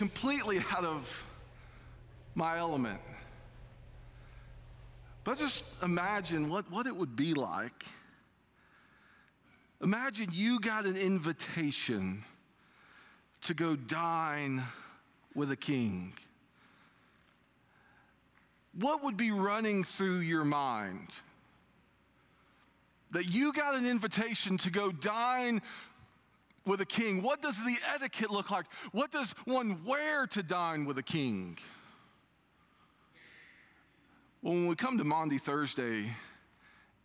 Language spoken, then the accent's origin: English; United States; growing up in Dawson County, our idea of a fancy restaurant was going downtown and going to the pool room